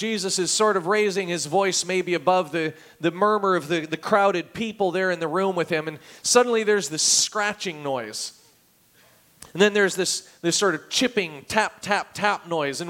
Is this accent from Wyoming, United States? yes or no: no; Oregon, United States; moved away; I grew up in Oregon